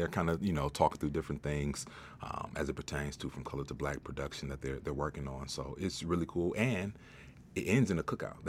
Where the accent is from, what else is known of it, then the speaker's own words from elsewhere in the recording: Cleveland, Ohio, United States; moved away as an adult; now in Pittsburgh, United States; So I've only been living in Pittsburgh for 7 months. I'm from Cleveland.